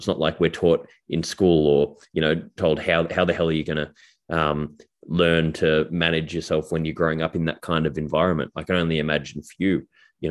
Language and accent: English; Australia; I grew up in Australia in a different version, I guess, in a political family